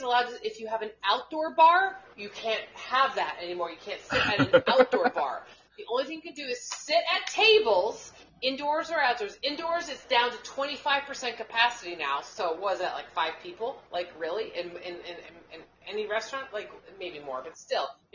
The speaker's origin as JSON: {"language": "English", "country": "United States", "tie": "born or raised there", "also_born_or_lived": "New York City, United States", "said": "the town I grew up in Suncanic"}